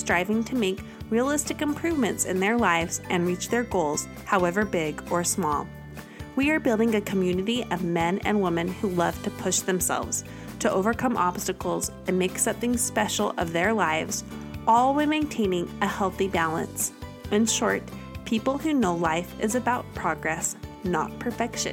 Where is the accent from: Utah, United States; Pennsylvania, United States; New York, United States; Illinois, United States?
Utah, United States; Kaysville; we all graduated from the same high school, which is a big honor if you know Davis High in Kaysville, Utah